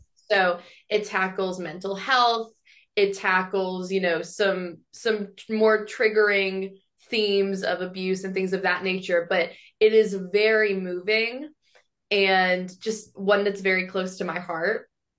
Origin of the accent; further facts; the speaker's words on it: Atlanta, Georgia, United States; I'm from Atlanta